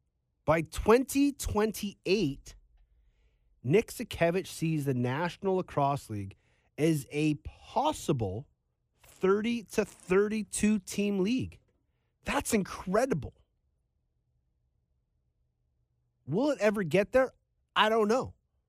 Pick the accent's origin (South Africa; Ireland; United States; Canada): Canada; As a Canadian, I would love to be able to turn on TSN or Sportsnet and find a lacrosse game.